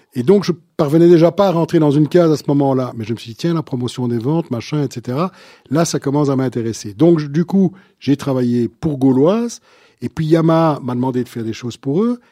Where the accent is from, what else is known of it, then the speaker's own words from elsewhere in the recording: Brussels, Brussels-Capital Region, Belgium; je suis bruxellois à la base, donc un, vrai de vrai bruxellois